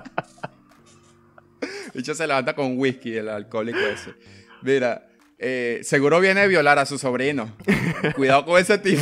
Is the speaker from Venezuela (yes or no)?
yes; Coro, Falcón, Venezuela; Yo soy de coro.